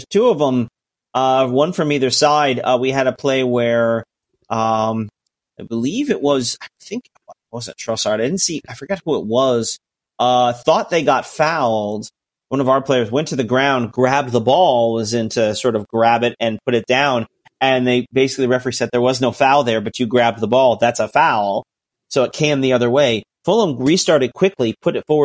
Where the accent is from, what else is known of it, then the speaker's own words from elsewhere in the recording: United States; as an American